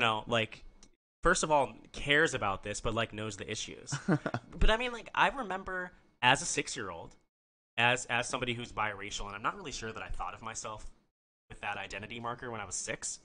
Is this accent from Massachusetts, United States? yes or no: no; Nebraska, United States; also born or lived in Arizona; now in Maryland, United States; I'm from Nebraska originally